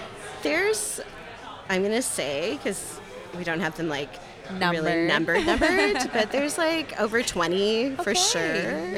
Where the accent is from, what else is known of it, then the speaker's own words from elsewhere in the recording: Toronto, Ontario, Canada; moved away as an adult; also born or lived in Kitchener-Waterloo region, Ontario; now in Kitchener, Canada; So Toronto is my hometown. Okay. Yeah. I was born and raised in Scarborough.